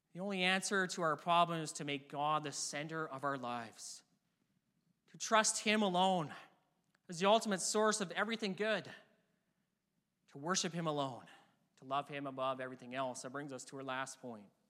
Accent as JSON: {"language": "English", "area": "near Vancouver, BC", "region": "British Columbia", "country": "Canada", "tie": "born or raised there", "said": "I grew up near Vancouver, B C, and all my life I've cheered for the Vancouver Canucks"}